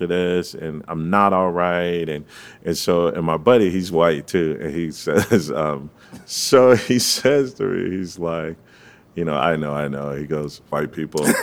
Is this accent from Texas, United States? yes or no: no; Fort Lauderdale, Florida, United States; I'm From the three three three one one